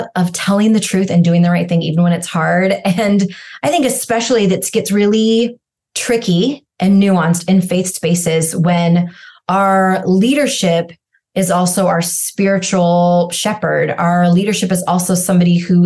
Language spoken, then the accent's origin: English; rural Washington State, United States; also born or lived in India; I was abandoned at birth in India, adopted just shy of 2 years old, grew up in rural Washington State.